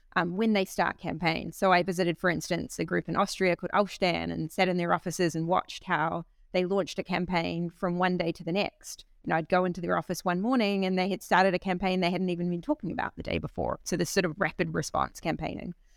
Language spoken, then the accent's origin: English; New Zealand; also born or lived in Berlin, Germany; now in Bologna, Italy; I'm a New Zealander.